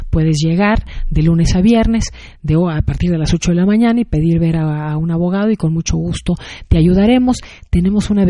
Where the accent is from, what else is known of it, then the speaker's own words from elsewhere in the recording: Mexico; now in Sacramento, United States; Así es, y a la imagen y a la percepción de, lo que es México y de lo que somos los mexicanos.